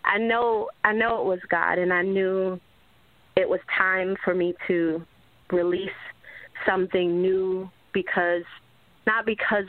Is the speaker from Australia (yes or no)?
no; Jamaica; I'm from Jamaica. My parents aren't rich. You know, we were born in not necessarily the best part of the island.